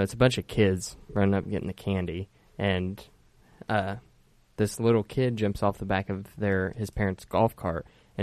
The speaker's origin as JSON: {"language": "English", "town": "Dunreith", "region": "Indiana", "country": "United States", "tie": "born or raised there", "said": "I grew up in Dunreath"}